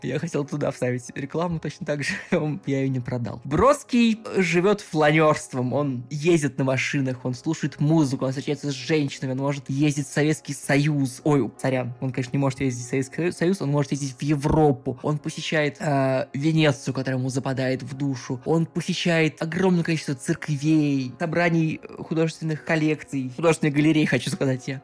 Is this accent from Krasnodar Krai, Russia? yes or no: no; Saint Petersburg, Russia; я из Петербурга